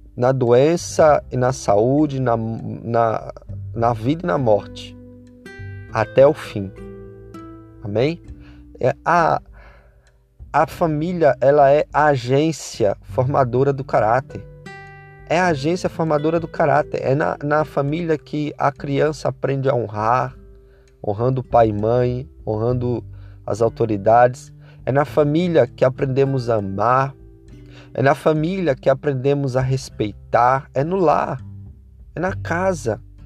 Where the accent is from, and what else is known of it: Brazil